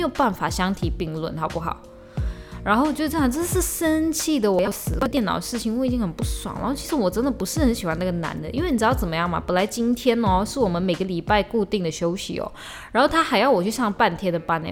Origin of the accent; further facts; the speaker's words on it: Malaysia; 我回马来西亚不是我来马来西亚旅游，是我回马来西亚